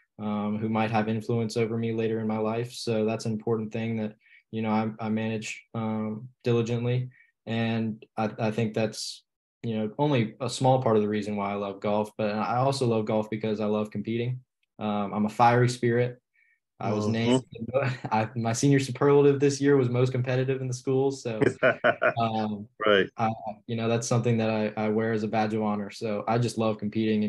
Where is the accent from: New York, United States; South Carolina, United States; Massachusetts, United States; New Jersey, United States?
South Carolina, United States; Charleston; also born or lived in Bristol, Virginia; I live in Charleston now, but I was not born here. I was born in Southwest Virginia